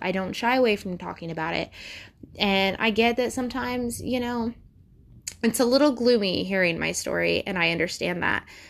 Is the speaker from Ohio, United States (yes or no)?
yes; Ohio, United States; I'm from Ohio.